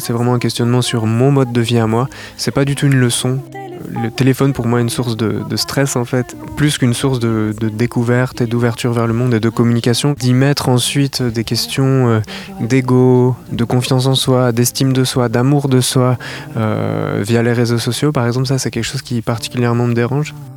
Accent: La Rochelle, Nouvelle-Aquitaine, France; je viens de La Rochelle

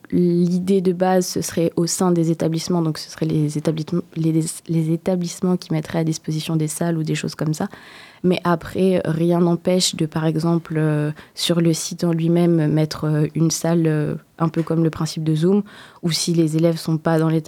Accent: Réunion; moved away as an adult; now in Poitiers, France; quand je suis arrivée sur Poitiers, parce que je viens de l'île de la Réunion

